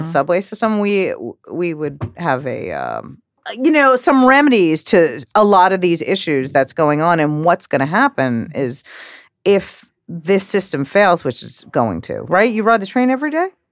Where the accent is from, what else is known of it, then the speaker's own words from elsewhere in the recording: New York, United States; growing up in New York